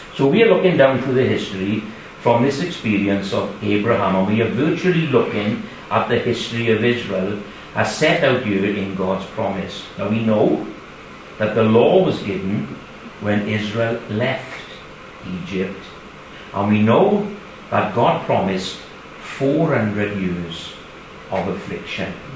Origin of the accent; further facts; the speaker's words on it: Kidakway, Wales, United Kingdom; we from Kidakway, Sophie as well, born and bred in Kidakway